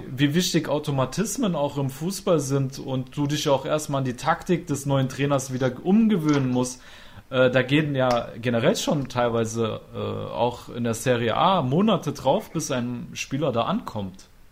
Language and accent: German; Trier, Rhineland-Palatinate, Germany; moved away; also born or lived in Cologne; Ich bin eigentlich ursprünglich aus Trier